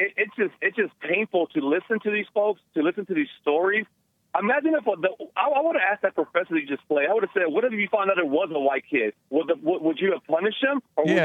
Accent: Houston, Texas, United States; I grew up in the hood. I grew up in Southeast Houston.

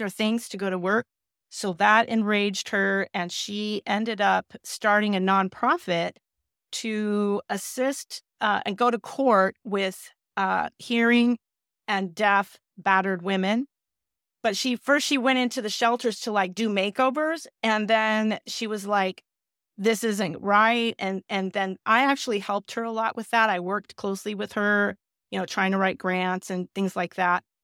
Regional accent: South Bay, Southern California, United States; also born or lived in Glendale, California; I moved to the South Bay, which is, you know, near, uh, L A X and Manhattan Beach and Palos Verdes, um, so that's really where I basically grew up

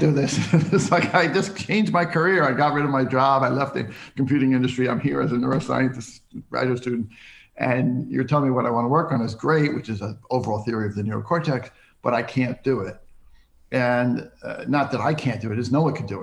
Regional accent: Centerport, New York, United States; also born or lived in Greenlawn, New York / New England; I grew up in New York State on Long Island, the North Shore of Long Island, in a town called Centerport

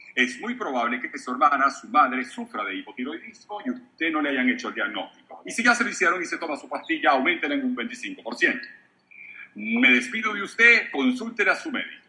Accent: Venezuela; moved away; La cadena más importante de radio en mi país estaba feliz de tenerme

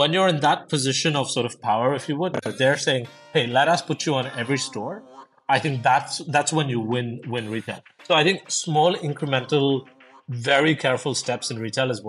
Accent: India; I grew up in India most of my life, was a bit of a, as you guys in the US call it, like an army brat. So moved around quite a lot of places and, lots of schools and all of these things.

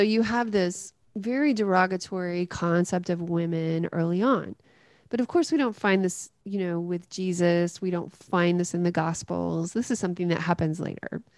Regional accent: Greenfield, Tennessee, United States; up in a really small town in West Tennessee called Greenfield

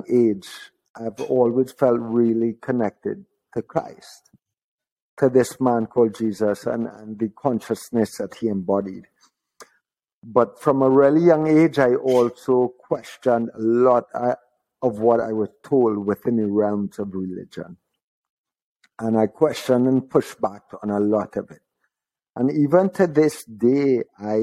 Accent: Trinidad & Tobago; also born or lived in Florida; growing up in Trinidad

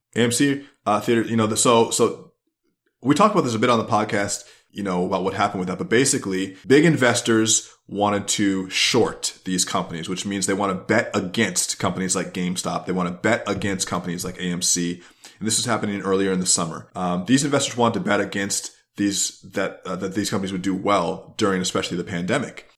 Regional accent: United States; I'm an American centralist

